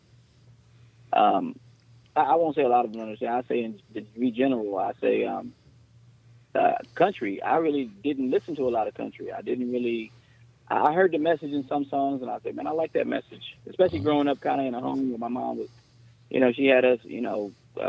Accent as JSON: {"language": "English", "region": "Texas", "country": "United States", "also_born_or_lived": "Los Angeles, California", "moved": "yes", "said": "I'm from Texas, but lived out in California so long that I got a little bit of the, I want to say the Los Angeles swag"}